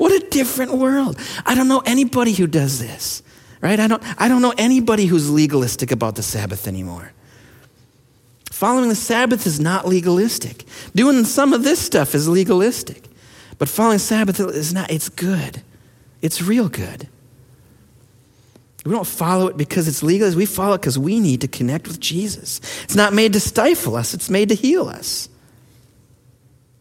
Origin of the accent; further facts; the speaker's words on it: Minnesota, United States; we're from Minnesota